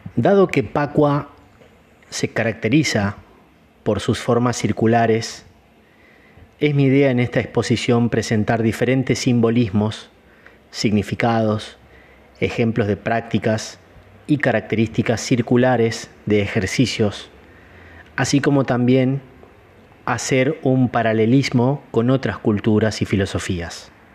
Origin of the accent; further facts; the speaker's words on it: Gualeguaychú, Entre Ríos, Argentina; also born or lived in Chicago; now in Córdoba, Argentina; Soy nacido en Gualeguaychú, provincia de Entre Ríos, en Argentina